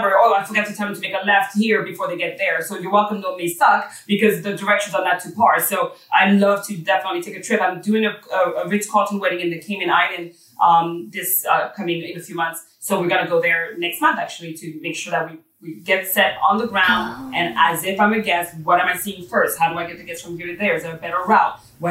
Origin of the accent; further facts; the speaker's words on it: Paris, Île-de-France, France; moved away; I have the kind of, you know, European background, growing up in Paris